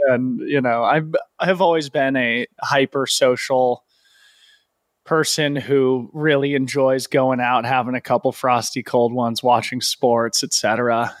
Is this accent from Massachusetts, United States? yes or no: no; Boulder, Colorado, United States; also born or lived in Aspen, Colorado; I grew up in Boulder